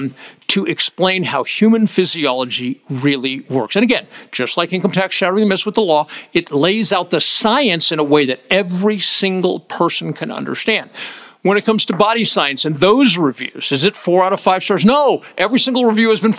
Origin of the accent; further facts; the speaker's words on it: United States; As an American